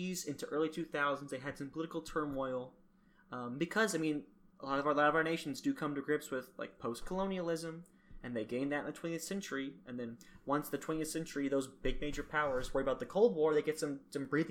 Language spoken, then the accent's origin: English; Alabama, United States; I'm from the Deep South, Alabama.